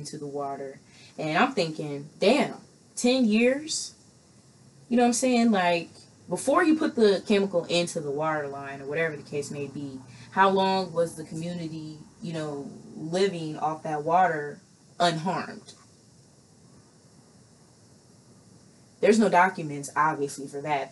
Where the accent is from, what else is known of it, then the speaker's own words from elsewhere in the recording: Midwest, United States; I'm from the Midwest